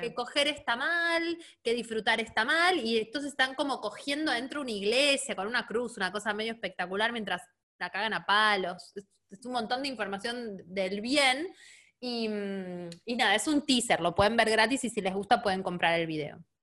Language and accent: Spanish; Neuquén, Argentina; also born or lived in Buenos Aires; eso es re de Neuquina, porque, porque eh, Neuquén está muy cerca de Chile